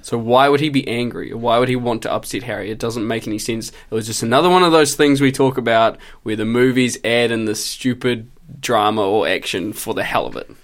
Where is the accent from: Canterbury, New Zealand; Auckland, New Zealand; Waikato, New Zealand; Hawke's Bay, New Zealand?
Canterbury, New Zealand; Christchurch; moved away as an adult; I did four years of study just in Christchurch, just in my hometown.